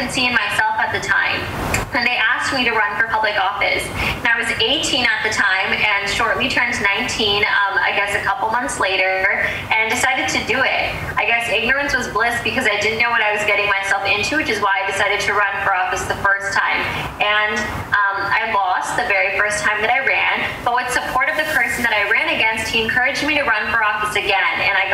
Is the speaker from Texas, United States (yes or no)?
no; Chicago, Illinois, United States; also born or lived in Skokie, Illinois; I was born and raised in Rogers Park, which is a north suburb within the city of Chicago, and moved to Skokie when I was 9 years old